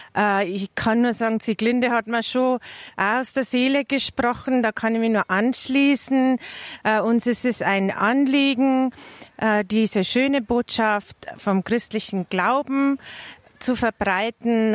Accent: near Altötting, Bavaria, Germany; Ich komme aus der Nähe von Altötting

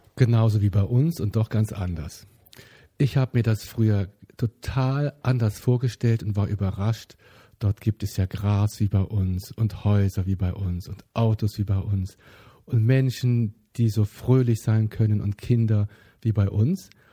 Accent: Bonn, North Rhine-Westphalia, Germany; Ich bin in Bonn geboren

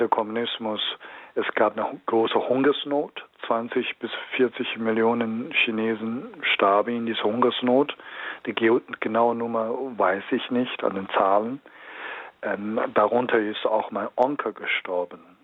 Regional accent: Henan, China; German is a second language; now in Germany; in meiner Heimat, ich spreche von einer Provinz, heißt Henan

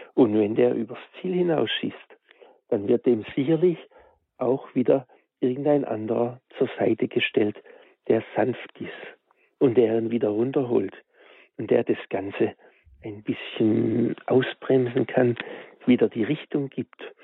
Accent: Germany; bei uns in Deutschland

